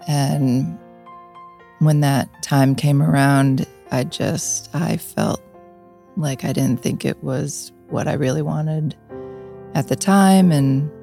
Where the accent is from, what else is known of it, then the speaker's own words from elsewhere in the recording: Niagara Falls, New York, United States; I grew up in Niagara Falls